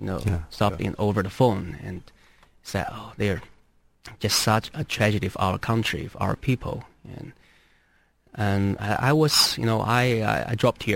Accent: China; moved away; my hometown was not impacted. It's about 800 miles northeast of the epic center.

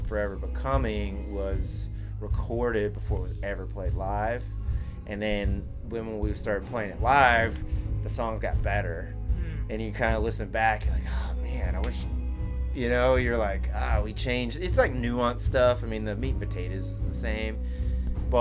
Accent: Nashville, Tennessee, United States; moved away; I'm originally from Nashville

